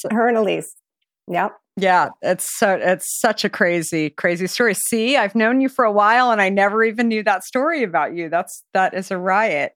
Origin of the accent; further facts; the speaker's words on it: Arizona, United States; I grew up in Arizona